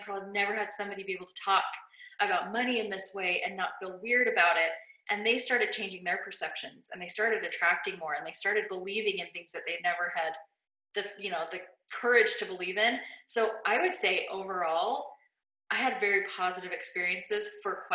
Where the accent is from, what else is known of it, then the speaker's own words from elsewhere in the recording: Las Vegas, Nevada, United States; I grew up in Las Vegas and it was just not a great school.